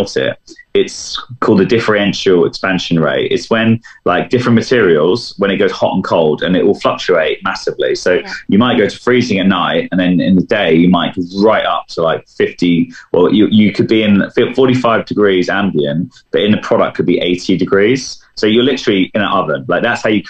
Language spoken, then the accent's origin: English; London, United Kingdom; as a Londoner